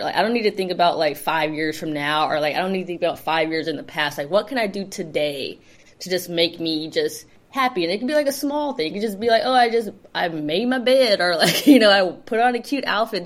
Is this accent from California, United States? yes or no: yes; Los Angeles, California, United States; I grew up in the South Bay, which is like Torrance Redondo Beach area